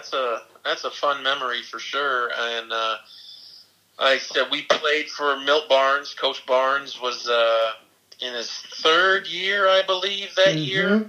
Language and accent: English; Albion, Michigan, United States; Albion, I've always loved Albion. Always will. You know, small town, but you know, big hearts in the small town.